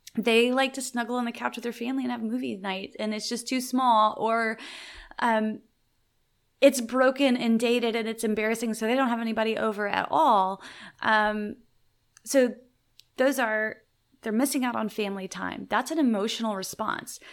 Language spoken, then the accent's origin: English; the South, United States; now in Waco, United States; I'm from the South, so I, it's in my vernacular.